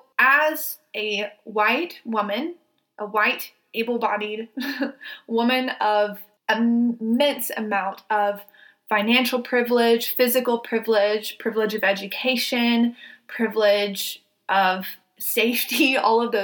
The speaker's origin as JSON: {"language": "English", "region": "the South", "country": "United States", "tie": "born or raised there", "said": "I was raised in the South. I was raised in probably one of the most racist areas in the country."}